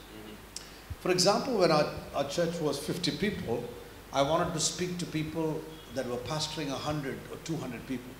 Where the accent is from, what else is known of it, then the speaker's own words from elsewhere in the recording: India; moved away; now we come from India